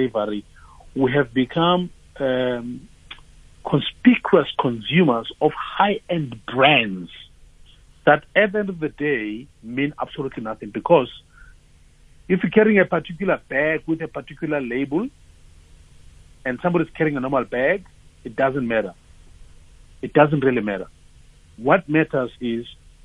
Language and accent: English; Tembisa, Gauteng, South Africa; And I'm from Tembisa. I was born in Tembisa.